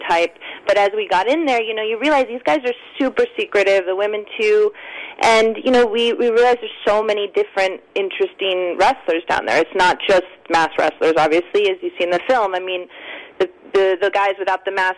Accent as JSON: {"language": "English", "country": "United States", "tie": "born or raised there", "also_born_or_lived": "White Plains, New York / Stamford, Connecticut / New Canaan, Connecticut", "said": "I grew up in New York, White Plains, and in Stamford and New Canaan"}